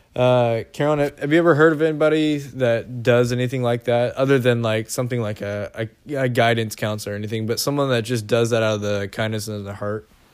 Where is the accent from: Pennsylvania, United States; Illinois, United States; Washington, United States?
Washington, United States; Seattle; we're from Seattle